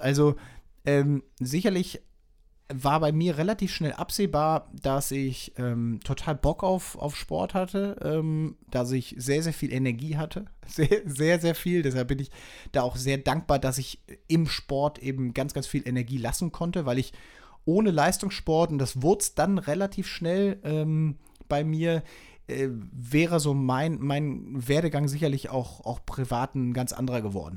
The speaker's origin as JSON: {"language": "German", "town": "Leverkusen", "region": "North Rhine-Westphalia", "country": "Germany", "tie": "born or raised there", "also_born_or_lived": "Münster", "said": "Ich bin in Leverkusen groß geworden, in Münster geboren, aber mit drei Jahren nach Leverkusen gezogen"}